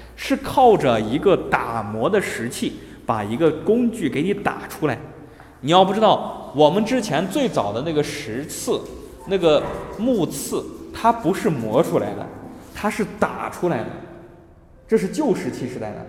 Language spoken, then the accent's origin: Chinese; China; 我们中国人，你不管承认也罢，不承认也罢，我们骨子里面都透显着对于历史的一种渴求性